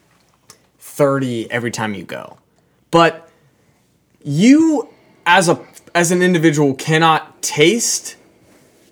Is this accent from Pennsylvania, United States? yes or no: yes; Pittsburgh, Pennsylvania, United States; we're from Pittsburgh